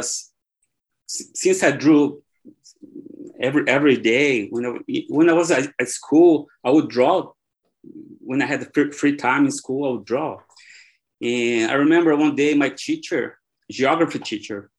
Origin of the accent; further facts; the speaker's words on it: Brazil; English is a second language; moved away as an adult; also born or lived in Ireland; I was born here in Brazil, and soccer is everywhere, in school, everywhere